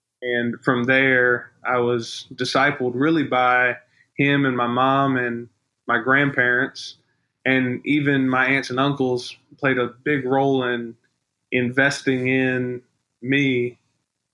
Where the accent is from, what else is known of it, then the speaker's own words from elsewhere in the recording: South Carolina, United States; I grew up in the Bible Belt of South Carolina